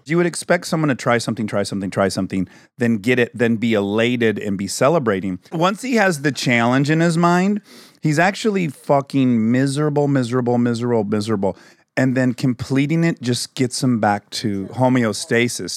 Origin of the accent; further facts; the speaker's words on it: Michigan, United States; where I grew up in Michigan